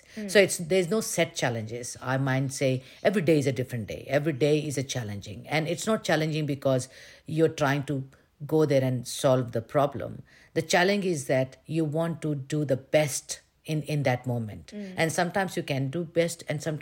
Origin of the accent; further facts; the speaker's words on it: India; moved away as an adult; I've been born and brought up in India